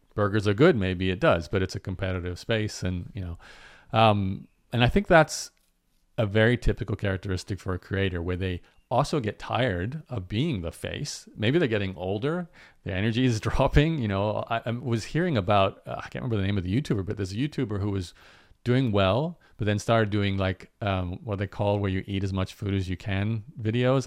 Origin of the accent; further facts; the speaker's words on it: Australia; where I grew up in Australia, there was …